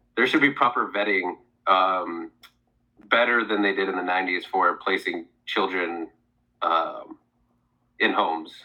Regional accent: Oregon, United States; also born or lived in Seattle; Oh, I'm from Oregon.

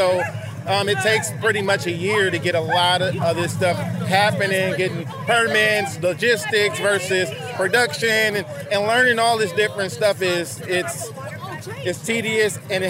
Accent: San Francisco, California, United States; My whole life. Yeah. Born and raised in San Francisco, born and raised in the historical Western Addition community.

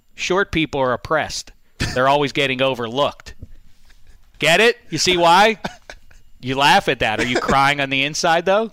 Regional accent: Pittsburgh, Pennsylvania, United States; my hometown, Pittsburgh

